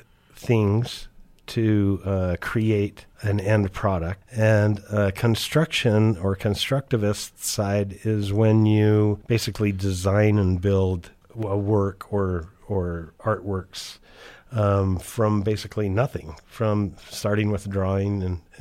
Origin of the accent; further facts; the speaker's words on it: Brigham City, Utah, United States; I was born up in Brigham City, Utah, and my father worked for Thiokol Corporation up there. And so the school that I went to had a intensive trades-oriented high school